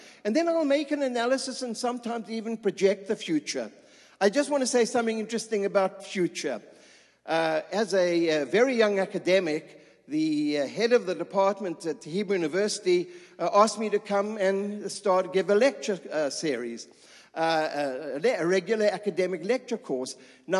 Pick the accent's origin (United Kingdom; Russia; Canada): United Kingdom; England; accent: English; moved away as an adult; now in Israel; I hope the students understand my English accent. You know, it's a kind of a different kind of accent.